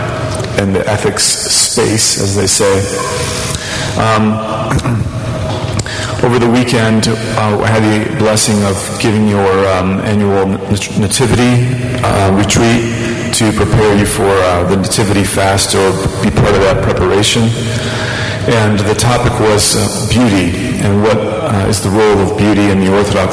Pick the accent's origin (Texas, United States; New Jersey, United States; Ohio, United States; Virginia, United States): Ohio, United States; also born or lived in Washington, D.C.; now in Boston, United States; I'm from Ohio originally